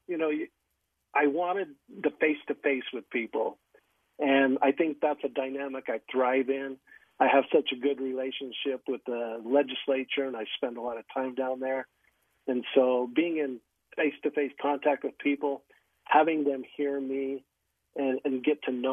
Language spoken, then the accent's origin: English; Syracuse, Utah, United States; also born or lived in Uinta Basin, Utah / Weber County, Utah; now in Providence, United States; I grew up in Syracuse, lived most of my married life in Weber County, and now I call Providence in the Cache Valley home